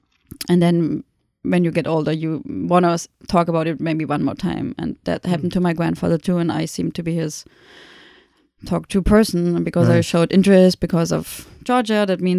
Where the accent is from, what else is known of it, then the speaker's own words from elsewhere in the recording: Germany; moved away; being German